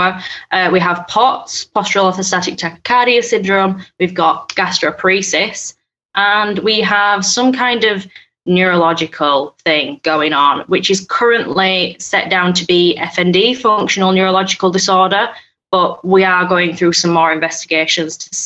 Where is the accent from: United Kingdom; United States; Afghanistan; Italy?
United Kingdom; Yorkshire and the Humber; I'm from Yorkshire in England